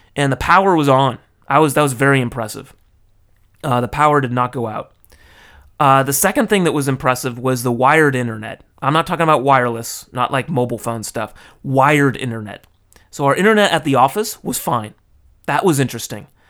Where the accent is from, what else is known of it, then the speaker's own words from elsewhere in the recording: California, United States; now in Tokyo, Japan; I was raised in California. Now I live in Tokyo.